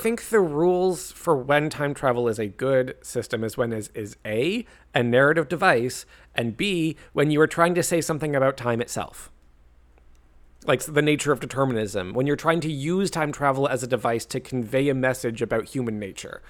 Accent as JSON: {"language": "English", "country": "Canada", "said": "I'm Canadian"}